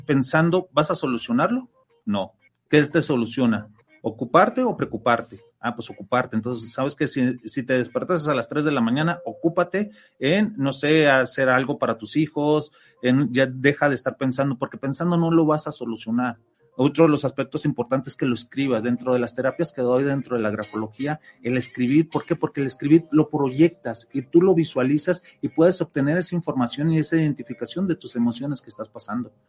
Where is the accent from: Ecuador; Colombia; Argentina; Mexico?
Mexico; nosotros como ciudadanos, como mexicanos